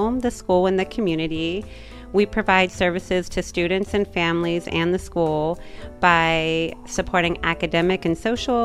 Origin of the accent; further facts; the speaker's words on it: Glouster, Ohio, United States; I moved to the Athens County area when I was 6 years old. I've lived in the Gloucester area, graduated from Trimble High School